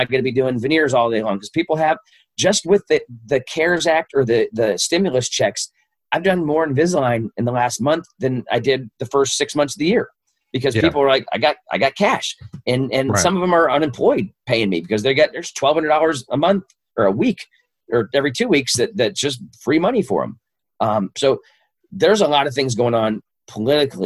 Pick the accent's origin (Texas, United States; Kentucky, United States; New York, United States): Kentucky, United States; Louisville; I grew up in Louisville's East End